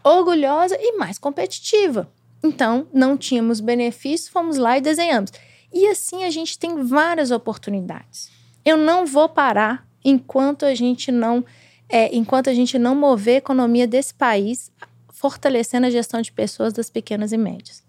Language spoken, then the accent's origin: Portuguese; Brazil; Eu, eu como brasileiro, como mulher, eu como mãe